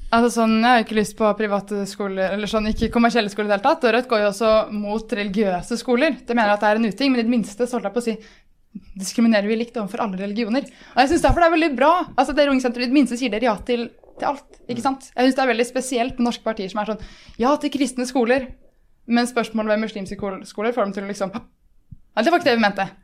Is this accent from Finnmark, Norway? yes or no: no; Moss, Østfold, Norway; jeg kommer jo fra Moss